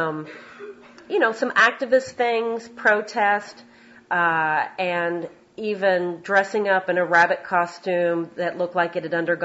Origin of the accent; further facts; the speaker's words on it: Louisville, Kentucky, United States; moved away as an adult; also born or lived in Chicago / Boston; I came from Louisville, Kentucky, in a Southern Baptist conservative household